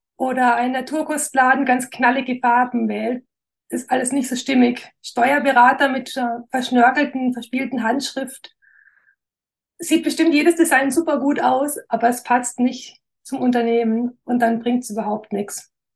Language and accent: German; Wernau, Baden-Württemberg, Germany; accent: Alemannic; Ich bin in Wernau, so eine Kleinstadt in der Nähe von Esslingen im Großraum Stuttgart. Genau, ich weiß nicht, ob man es noch an meinem Dialekt